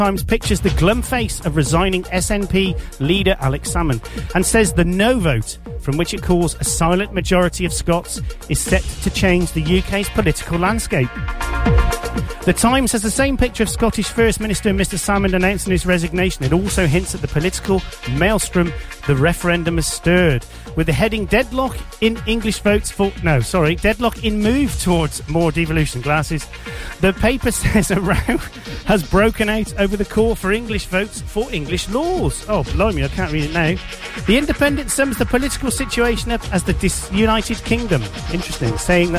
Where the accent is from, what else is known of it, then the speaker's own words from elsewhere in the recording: Jamaica; I come from Jamaica.